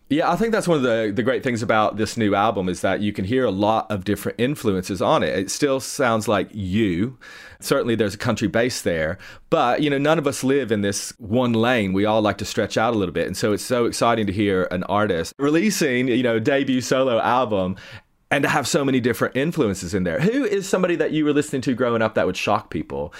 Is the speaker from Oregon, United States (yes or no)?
no; East Tennessee, United States; I grew up in East Tennessee